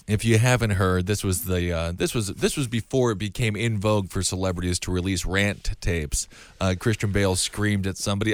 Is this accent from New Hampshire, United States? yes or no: no; Wisconsin, United States; moved away; I'm from Wisconsin